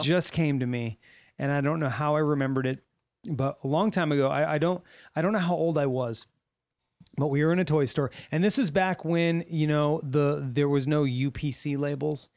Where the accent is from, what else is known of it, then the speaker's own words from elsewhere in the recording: Little Rock, Arkansas, United States; when I was growing up in Little Rock, they were building houses